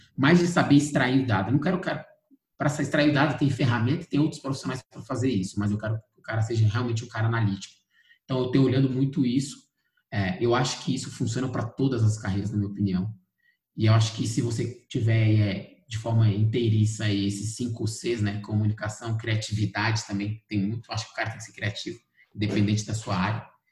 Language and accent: Portuguese; Brasília, Federal District, Brazil; sou de Brasília, brasiliense, nascido e criado em Brasília, especificamente no Cruzeiro